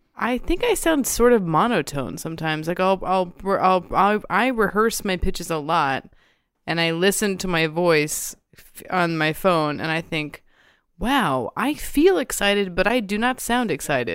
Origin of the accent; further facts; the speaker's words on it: the South, United States; I'm also from the South, like, I'm from a family of, like, warm Southern people, and I think I did grow up with that skill